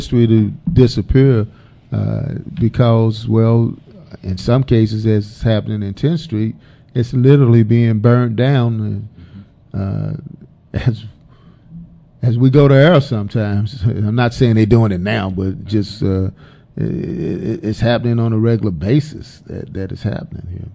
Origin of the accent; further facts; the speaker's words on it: Dallas, Texas, United States; I'm from Oak Cliff